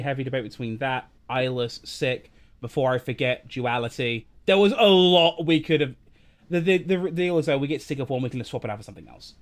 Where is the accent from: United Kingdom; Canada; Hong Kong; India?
United Kingdom; England; we're English